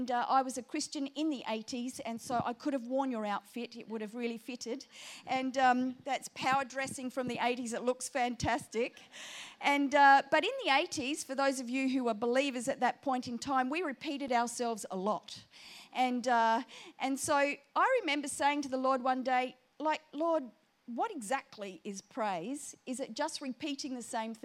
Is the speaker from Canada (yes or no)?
no; Booborowie, South Australia, Australia; accent: South Australian; now in Sydney, Australia; I come from a little town called Booberowie in between Burra and Clare